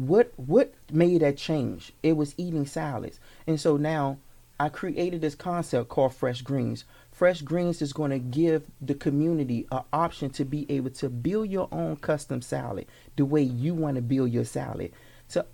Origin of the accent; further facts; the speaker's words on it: Washington, District of Columbia, United States; moved away; also born or lived in Landover, Maryland; I'm actually born and raised in Washington, D.C., Southeast.